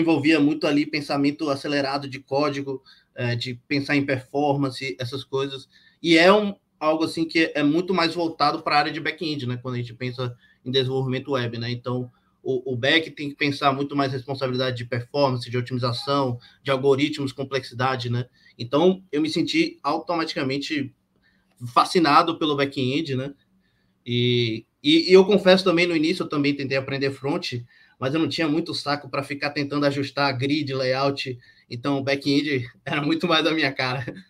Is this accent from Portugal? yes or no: no; Bahia, Brazil; also born or lived in Rio de Janeiro; nasci no Rio, mas fui criado na Bahia